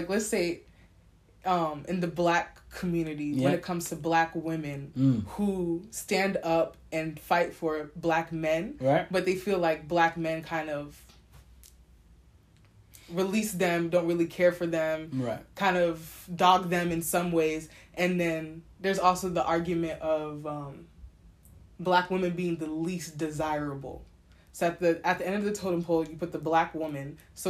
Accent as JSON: {"language": "English", "country": "United States", "said": "Do you feel like it's because I'm from America that we just emphasize it a lot?"}